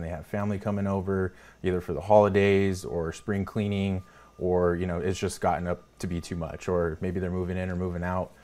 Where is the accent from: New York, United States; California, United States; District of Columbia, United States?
California, United States; Salinas; I grew up in Salinas